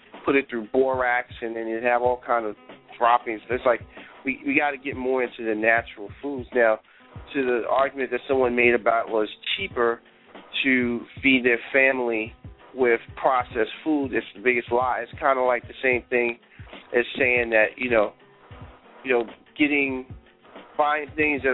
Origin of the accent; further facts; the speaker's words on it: New York, United States; I'm from New York